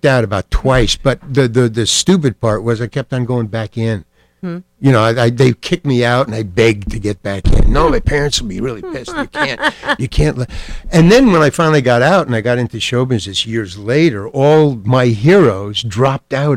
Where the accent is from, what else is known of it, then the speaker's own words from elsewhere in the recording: New York City, New York, United States; also born or lived in Syracuse; Far Rockaway, Long Island. I went to PS 106 Public School. And I went to Far Rockaway High